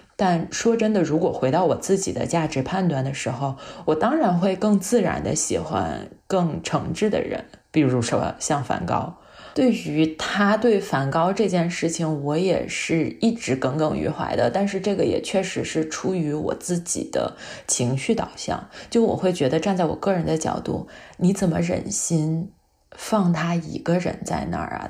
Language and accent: Chinese; China; 我们作为亚裔，作为中国人